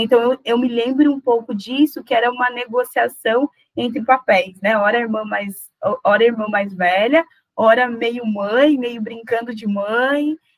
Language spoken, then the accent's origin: Portuguese; South Region, Brazil; also born or lived in Paraná / Santa Catarina; Moro no Sul. É, sou nascida no Sul, né, criada no Sul